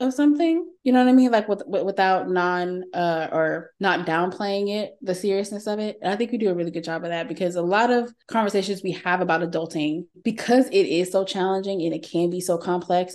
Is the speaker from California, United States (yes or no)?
no; Texas, United States; accent: Texan; my regular Texan vernacular